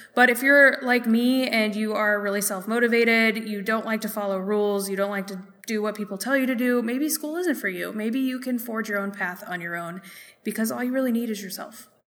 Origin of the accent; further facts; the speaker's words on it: Minneapolis, Minnesota, United States; here in Minneapolis in my hometown